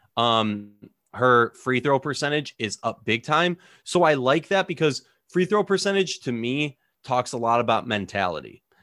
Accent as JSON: {"language": "English", "region": "Minnesota", "country": "United States", "said": "I'm from Minnesota"}